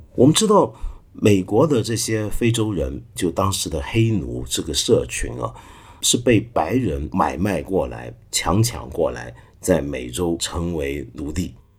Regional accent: Taiwan; moved away; also born or lived in Hong Kong; 我小时候在台湾呢，我们家是天主教家庭

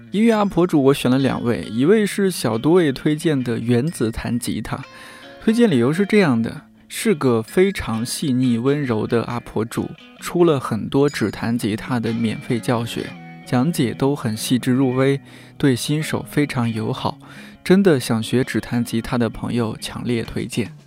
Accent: Shanxi, China; 作为一个山西人

